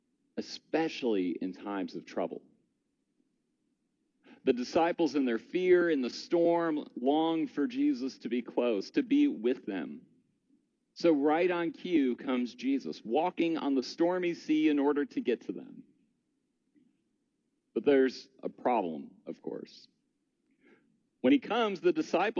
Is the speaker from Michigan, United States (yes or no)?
yes; Michigan, United States; Growing up in Michigan